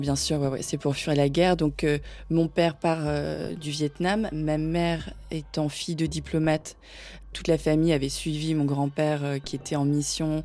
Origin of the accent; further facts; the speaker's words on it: Paris suburbs, Île-de-France, France; je suis née à Paris, que j'ai grandi en banlieue parisienne